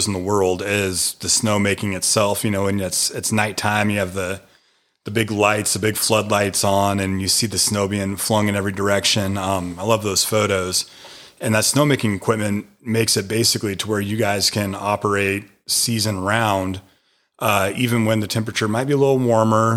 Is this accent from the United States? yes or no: yes; Washington, United States; now in Maggie Valley, North Carolina, United States; growing up in Washington State